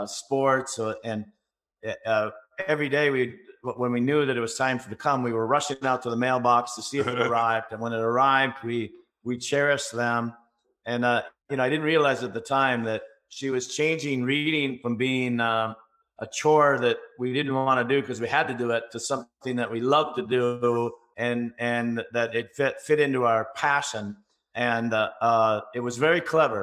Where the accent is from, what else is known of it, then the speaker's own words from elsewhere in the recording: just outside of Minneapolis, Minnesota, United States; also born or lived in Florida; now in California, United States; I was born just outside of Minneapolis, Minnesota, 1961, and had two great parents